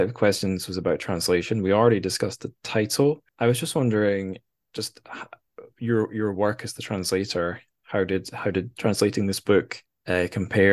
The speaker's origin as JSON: {"language": "English", "region": "Scotland", "country": "United Kingdom", "said": "I'm from Scotland"}